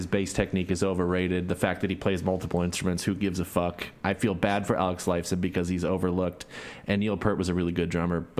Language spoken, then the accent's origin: English; Canada; The thing I want to admit on the show is that I'm from Canada.